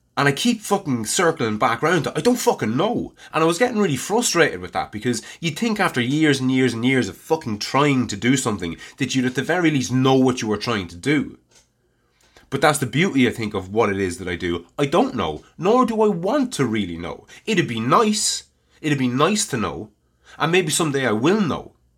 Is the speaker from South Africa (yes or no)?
no; Ireland; I'm Irish and I live in Ireland